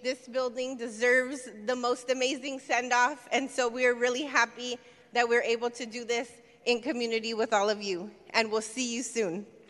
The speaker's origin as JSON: {"language": "English", "town": "San Francisco", "region": "California", "country": "United States", "tie": "born or raised there", "said": "I was born and raised in San Francisco, and I've lived in the South of Market uh, for over 20 years"}